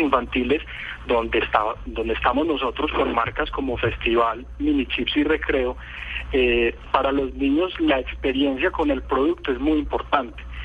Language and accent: Spanish; Colombia; acá en Colombia